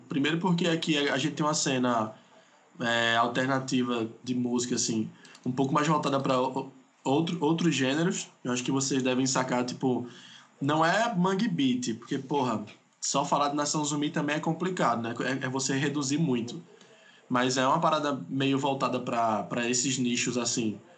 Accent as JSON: {"language": "Portuguese", "region": "Pernambuco", "country": "Brazil", "said": "eu sou aqui de Pernambuco"}